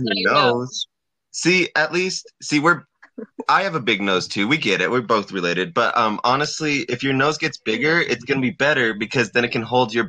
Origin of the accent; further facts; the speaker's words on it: Colorado, United States; I've been born and raised in Colorado.